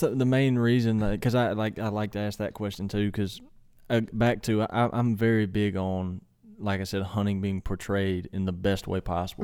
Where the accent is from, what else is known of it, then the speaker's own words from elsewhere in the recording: Mississippi, United States; primarily where I grew up in Mississippi is flat.